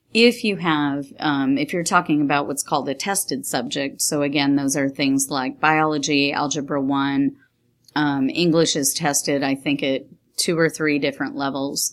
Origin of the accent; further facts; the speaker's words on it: New York, United States; now in Texas, United States; I grew up in New York State